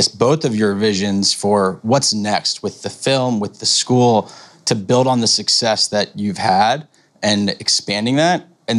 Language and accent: English; Baltimore, Maryland, United States; Being someone born and raised in Baltimore